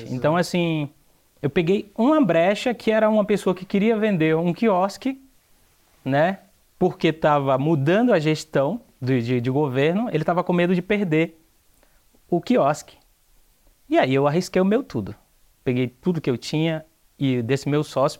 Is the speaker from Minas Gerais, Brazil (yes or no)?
no; Aracati, Ceará, Brazil; moved away as an adult; now in São Paulo, Brazil; Eu sou do estado do Ceará, da cidade de Aracati